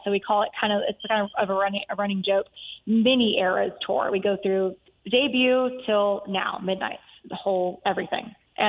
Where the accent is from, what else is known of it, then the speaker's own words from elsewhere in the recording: Texas, United States; I'm from Texas, so that's kind of where it originated.